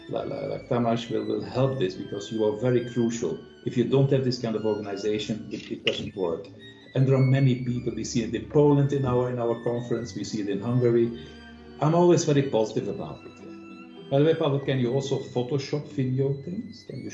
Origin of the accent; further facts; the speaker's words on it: Flanders, Belgium; moved away; I come from Belgium, from Flanders, yeah? And I'm now old.